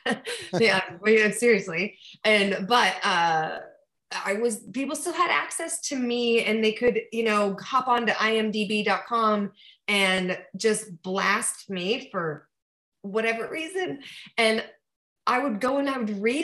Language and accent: English; east of Los Angeles, Southern California, United States; I'm from Southern California, but I was from a, you know, not Los Angeles, like way east of Los Angeles, in a more like, it's not so rural anymore